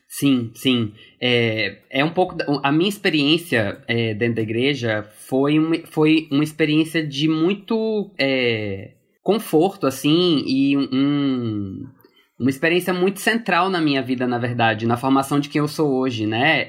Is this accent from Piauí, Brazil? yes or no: yes; Piauí, Brazil; Fui para Piauí aos quatro anos de idade, quando meus pais se casaram